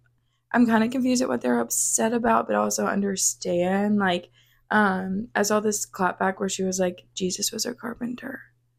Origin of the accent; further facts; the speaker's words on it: North Louisiana, United States; moved away as an adult; now in Austin, United States; So I have lived in Austin for like a year and a half. I'm from Louisiana, North Louisiana.